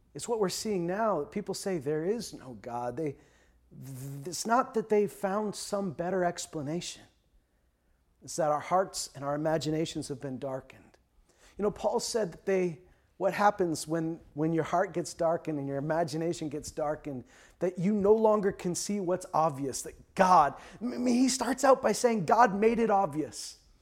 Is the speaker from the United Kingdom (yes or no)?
no; Canada; a lot of us grew up, uh, in Canada watching Canadian T V